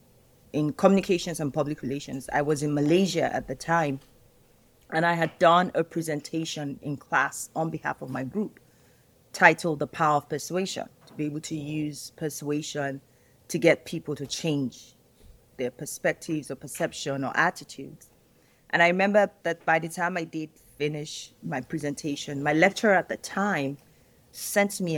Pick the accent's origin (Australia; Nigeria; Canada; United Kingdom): Nigeria; Nigeria, my home country.